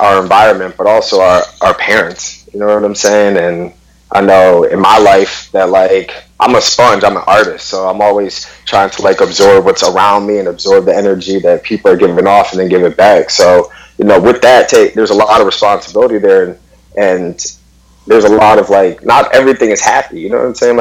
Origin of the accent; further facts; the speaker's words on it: Detroit, Michigan, United States; I'm born and raised in Detroit, Michigan.